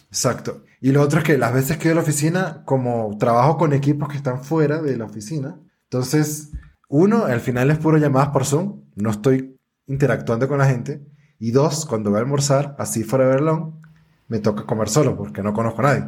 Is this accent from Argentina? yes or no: no; Venezuela; yo soy negro y venezolano